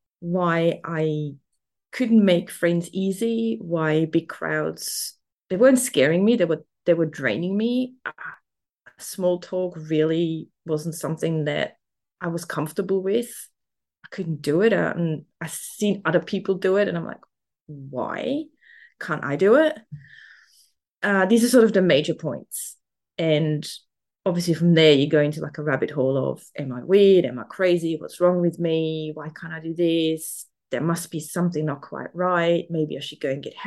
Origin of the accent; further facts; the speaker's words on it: Switzerland; accent: German; English is a second language; moved away as an adult; now in Melbourne, Australia; I'm currently in Melbourne, Australia. So I'm down under, but I'm originally from Switzerland. So there might be a little bit of a German accent in there